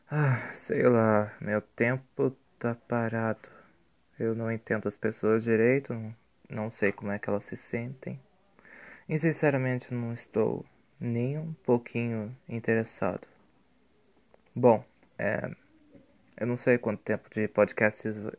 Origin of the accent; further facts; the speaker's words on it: Curitiba, Paraná, Brazil; sou curitibano, sou brasileiro